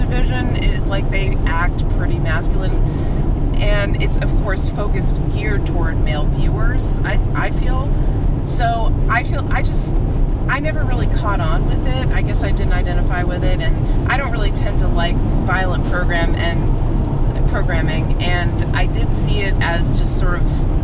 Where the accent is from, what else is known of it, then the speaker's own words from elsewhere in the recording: Massachusetts, United States; now in New Hampshire, United States; I'm from Massachusetts.